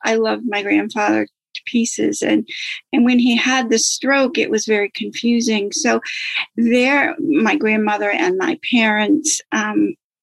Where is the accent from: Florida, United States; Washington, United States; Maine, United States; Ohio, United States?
Maine, United States; I'm from Maine. Grew up in Maine, lived in Maine all of my life.